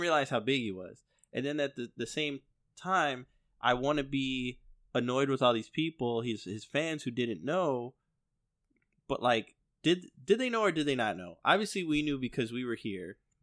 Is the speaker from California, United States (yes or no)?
no; Chicago, Illinois, United States; we grew up in Chicago